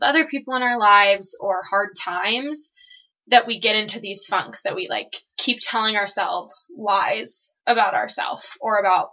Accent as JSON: {"language": "English", "town": "Seattle", "region": "Washington", "country": "United States", "moved": "as an adult", "lives_now": "Provo, United States", "said": "I'm originally from the Seattle area, and I'm about to graduate from BYU"}